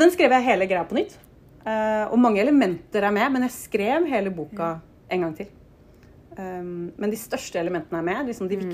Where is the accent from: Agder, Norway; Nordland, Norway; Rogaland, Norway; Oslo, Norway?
Oslo, Norway; jeg vokste opp eh, på Nordstrand i Oslo